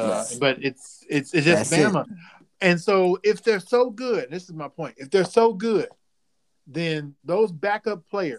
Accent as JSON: {"language": "English", "town": "St. Louis", "region": "Missouri", "country": "United States", "said": "You know, I'm from St. Louis."}